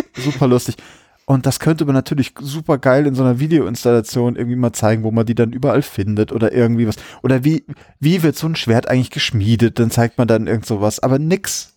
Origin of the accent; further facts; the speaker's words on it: Berlin, Germany; als Berliner